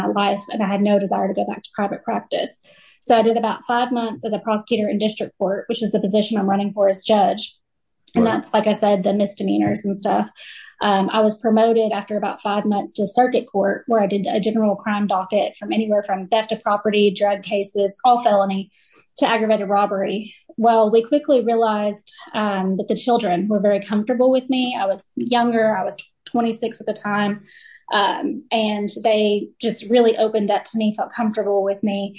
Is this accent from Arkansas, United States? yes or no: yes; West Garland County, Arkansas, United States; local girl. I grew up in West Garland County